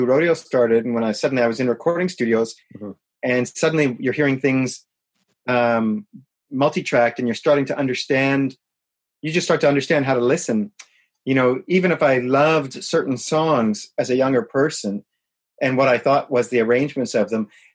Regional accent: Winnipeg, Manitoba, Canada; moved away as an adult; I'm from Winnipeg

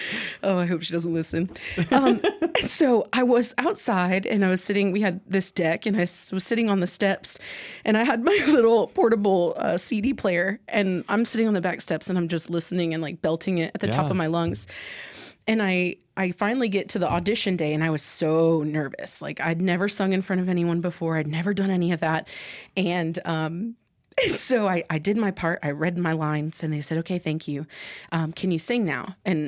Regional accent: Mississippi, United States; also born or lived in Honduras / England / Iowa; And then I spent the majority of my childhood in Mississippi. I'm actually from Honduras. I was born there.

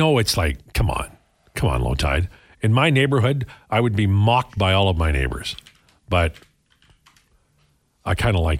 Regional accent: Edmonton, Alberta, Canada; He goes, "Okay, where are you from?" And I said, "Edmonton."

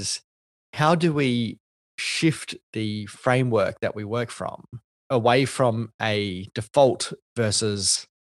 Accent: Australia; one of the whitest names that you can have as a Asian Australian.

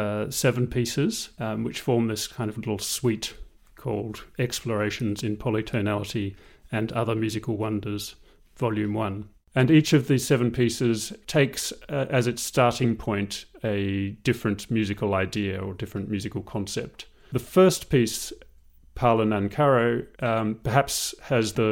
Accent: Tasmania, Australia; moved away as an adult; also born or lived in Melbourne, Australia; now in London, United Kingdom; I'm Australian. I grew up in Tasmania and I studied in Melbourne. And I moved to London in 2000.

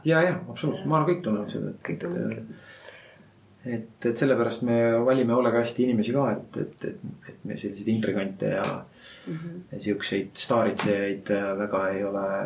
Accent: Rakvere, Lääne-Viru County, Estonia; ma olen ise Rakverest pärit

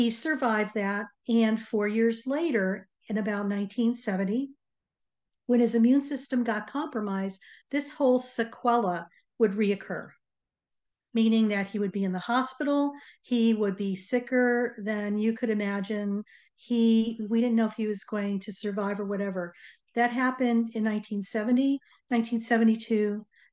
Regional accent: Connecticut, United States; we grew up in Connecticut

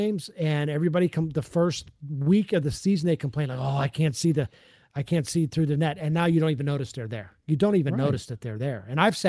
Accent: the North, United States; if you're from the North, like I am

